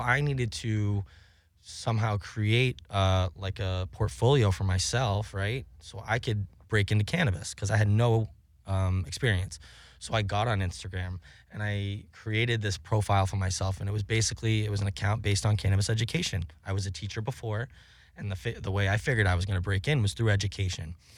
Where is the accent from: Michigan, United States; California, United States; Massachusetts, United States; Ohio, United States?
Massachusetts, United States; Cape Cod; moved away; I grew up on Cape Cod.